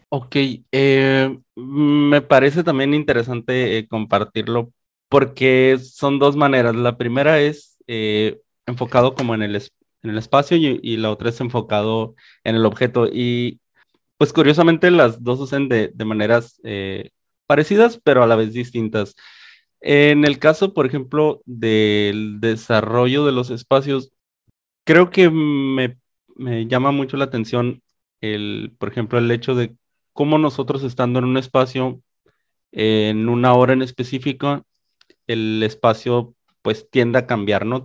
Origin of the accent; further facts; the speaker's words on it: Mexicali, Baja California, Mexico; moved away as an adult; originalmente soy de acá, de Mexicali, Baja California